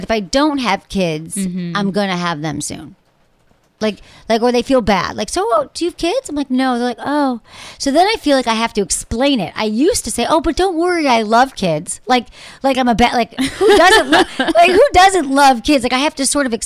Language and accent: English; Michigan, United States; moved away; I grew up in Michigan